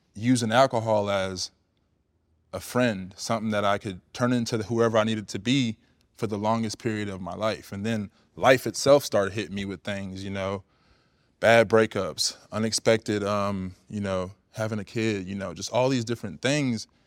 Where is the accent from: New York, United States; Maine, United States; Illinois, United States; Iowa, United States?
Iowa, United States; Cedar Rapids; moved away as an adult; also born or lived in California; I'm a kid from the Midwest, from Iowa. You know what I mean? Like, Cedar Rapids